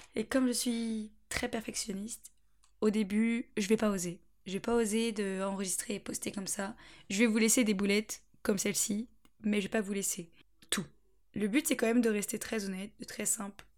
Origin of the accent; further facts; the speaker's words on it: Angers, Pays de la Loire, France; moved away as an adult; also born or lived in Beaufort-en-Vallée; now in Bordeaux, France; Je suis d'Angers, je suis angevine. J'ai toujours euh, vécu à Angers, enfin, à la campagne, autour d'Angers